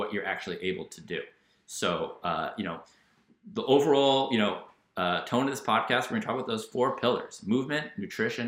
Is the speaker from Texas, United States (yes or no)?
no; New York, United States; a New Yorker